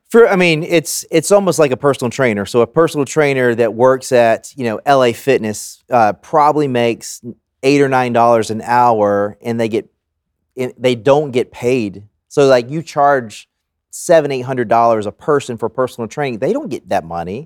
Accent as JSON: {"language": "English", "region": "the South", "country": "United States", "tie": "born or raised there", "said": "growing up in the South"}